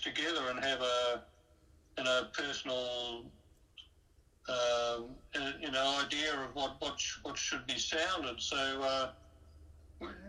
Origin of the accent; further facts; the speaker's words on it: New Zealand; where I was growing up in New Zealand